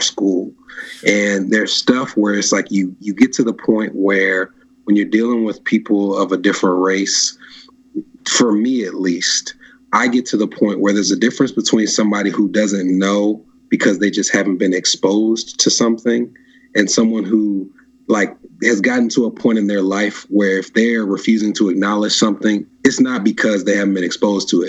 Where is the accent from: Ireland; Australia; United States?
United States; Nashville, Tennessee; I grew up in Nashville